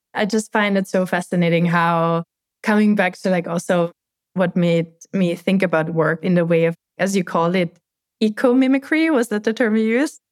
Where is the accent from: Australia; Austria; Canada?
Austria; moved away as an adult; now in United States; I'm growing up in Austria